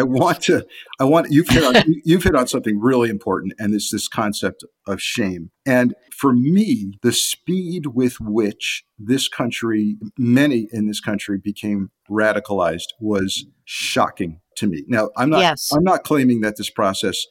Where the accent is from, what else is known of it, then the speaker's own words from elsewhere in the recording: Southern Connecticut, United States; being an 11-year-old kid in Connecticut and growing up in the Southern Connecticut media market